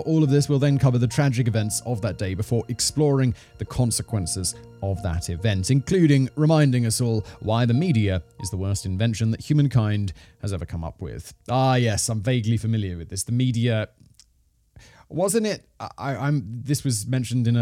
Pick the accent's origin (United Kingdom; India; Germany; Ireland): United Kingdom; I'm British